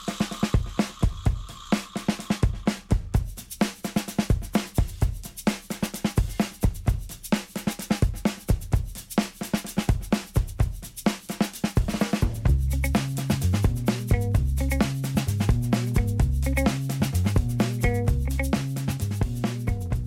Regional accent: Puerto Rico; first language Portuguese; English is a second language; moved away as an adult; also born or lived in Brazil / Italy / Sarasota, Florida; I'm born and raised in Puerto Rico

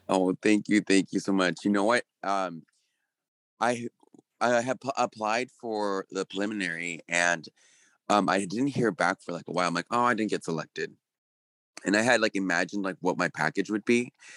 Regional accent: California, United States; moved away as an adult; also born or lived in Puerto Rico; now in New York, United States; I'm originally from California, and, um, I moved to Puerto Rico, uh, for work

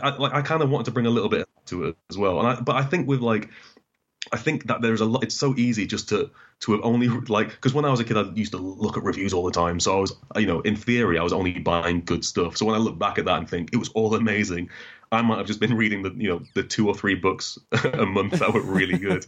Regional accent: Newcastle upon Tyne, North East England, United Kingdom; also born or lived in Doncaster; we moved to Newcastle and we, we, I grew up in Newcastle for, you know, eight years. And then we moved back to Doncaster

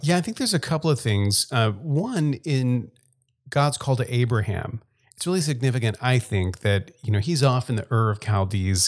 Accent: Gulf Coast of Louisiana, United States; moved away as an adult; also born or lived in Texas; now in South Dakota, United States; I grew up in Louisiana and left, I guess, between high school and college

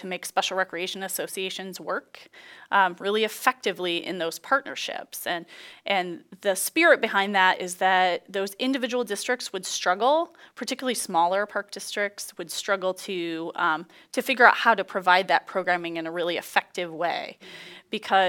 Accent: Peoria, Illinois, United States; I grew up in Peoria. I was born and raised here

